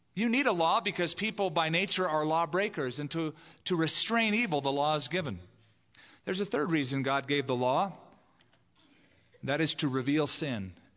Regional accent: California, United States; now in Albuquerque, United States; where I grew up in California

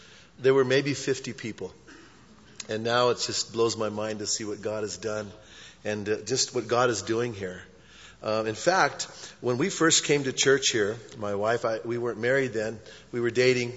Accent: Bernalillo, New Mexico, United States; also born or lived in Albuquerque, United States; I grew up in Bernalillo. And I went to school in Bernalillo until the 11th grade. Then I transferred to Cibola High School

